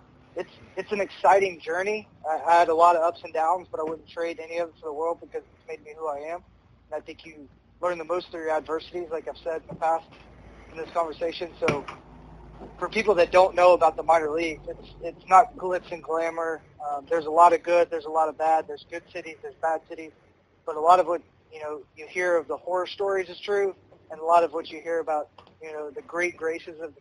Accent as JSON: {"language": "English", "town": "Knoxville", "region": "Tennessee", "country": "United States", "tie": "born or raised there", "also_born_or_lived": "Murfreesboro, Tennessee", "moved": "as an adult", "said": "where I grew up in Knoxville"}